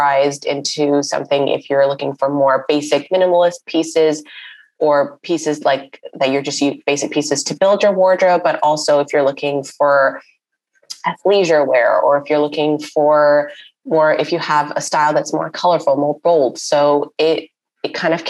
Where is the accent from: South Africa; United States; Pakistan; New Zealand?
Pakistan; Karachi, Sindh; moved away as an adult; now in Toronto, Canada; I had this small online business back in my hometown of Karachi